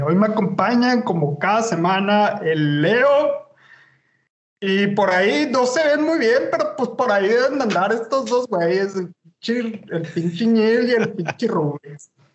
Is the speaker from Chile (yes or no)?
no; Chihuahua, Mexico; yo soy de Chihuahua y, en, Chihuahua, en Chihuahua así se habla.